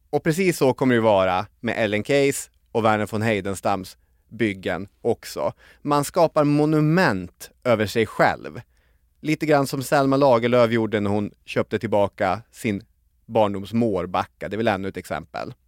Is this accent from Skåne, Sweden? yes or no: no; Arvidsjaur, Norrbotten County, Sweden; moved away as an adult; Arvidsjaur där jag växte upp och bodde tills jag var 18-19 år gammal